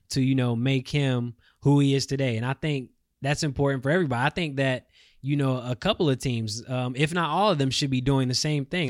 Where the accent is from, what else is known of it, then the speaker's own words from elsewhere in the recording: Charlotte, North Carolina, United States; my hometown is Charlotte